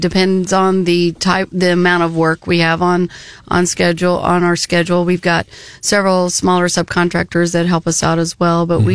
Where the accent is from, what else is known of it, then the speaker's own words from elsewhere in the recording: Boone County, Missouri, United States; also born or lived in Cooper County, Missouri; I grew up most of my life here in Boone County